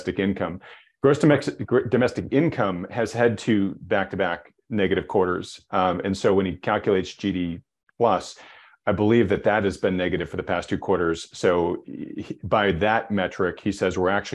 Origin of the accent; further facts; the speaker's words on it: New England, United States; I grew up in New England, we call it Worcester sauce